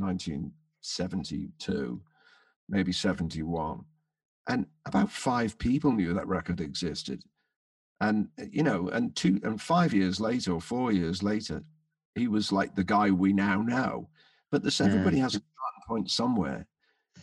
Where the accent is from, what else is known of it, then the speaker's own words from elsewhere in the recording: London, United Kingdom; also born or lived in Birkenhead / Merseyside; I was christened in Birkenhead, but I was born in London. So I spent all my, most of my school holidays on Merseyside